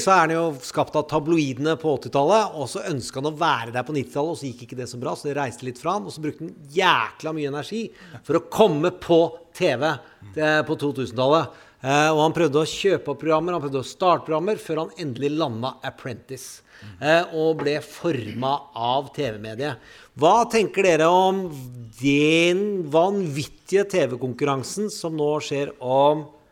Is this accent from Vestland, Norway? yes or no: no; Mysen, Østfold, Norway; Jeg er fra Mysen